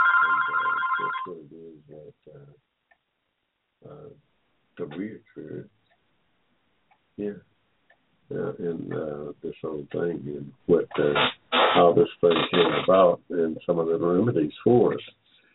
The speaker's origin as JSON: {"language": "English", "region": "Georgia", "country": "United States", "tie": "born or raised there", "said": "I was born here in Georgia in 1945"}